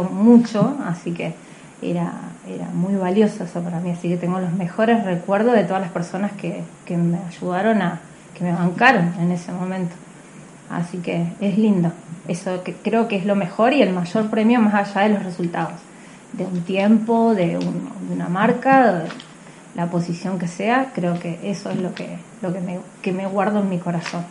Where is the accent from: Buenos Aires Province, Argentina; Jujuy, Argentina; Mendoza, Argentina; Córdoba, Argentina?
Mendoza, Argentina; General Alvear; now in General Roca, Argentina; Soy de General Alvear, nací en General Alvear Mendoza, eh, vivo en General, en General Roca Río Negro